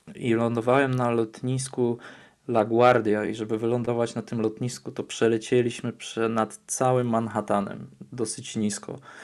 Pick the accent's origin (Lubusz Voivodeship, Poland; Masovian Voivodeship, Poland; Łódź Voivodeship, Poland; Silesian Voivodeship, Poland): Silesian Voivodeship, Poland; near Katowice; moved away; also born or lived in Warsaw, Poland / Atlanta, United States; jestem spod Katowic